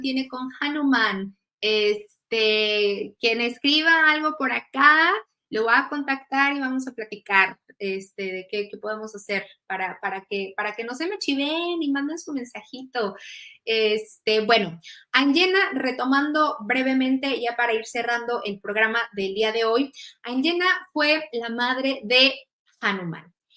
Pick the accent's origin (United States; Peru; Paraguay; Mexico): Mexico; now in Germany; soy mexicana, pero actualmente este, estoy radicando en, Alemania